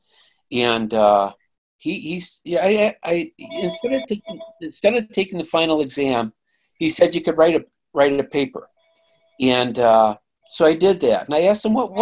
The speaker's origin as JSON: {"language": "English", "town": "Chicago", "region": "Illinois", "country": "United States", "tie": "born or raised there", "also_born_or_lived": "Northern Michigan", "moved": "as an adult", "said": "I was from the Chicago area, and my friends, when I was graduating high school"}